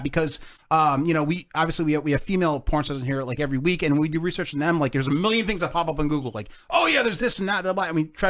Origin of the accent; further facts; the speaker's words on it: New Jersey, United States; we're from Jersey here.